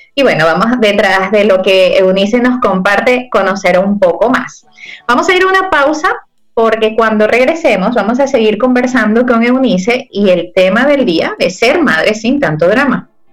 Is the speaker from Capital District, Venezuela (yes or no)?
no; Ciudad Guayana, Bolívar, Venezuela; Yo también soy de allí